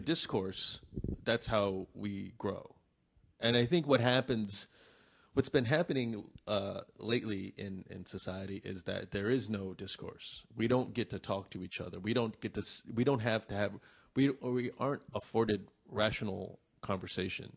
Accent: Vietnam; I'm from Vietnam

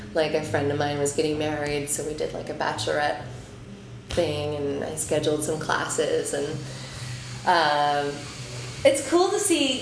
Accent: Omaha, Nebraska, United States; now in New York, United States; I'm from Omaha, I've been here for twelve years

